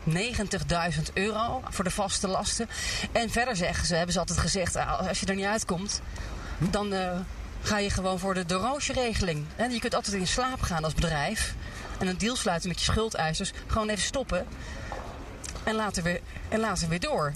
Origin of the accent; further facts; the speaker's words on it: Netherlands; als Nederlanders